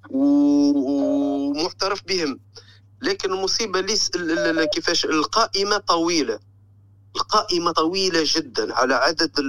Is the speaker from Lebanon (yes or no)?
no; Zarzis, Medenine, Tunisia; اسمها جرجيس هي المدينه هذه اكثر ناس يخرجوا للخارج قوارب الموت تخرج منها كل يوم